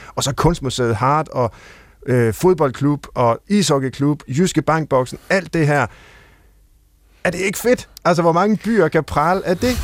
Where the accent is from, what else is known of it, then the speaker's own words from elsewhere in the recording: Herning, Central Denmark Region, Denmark; moved away; jeg er født og vokset op i Herning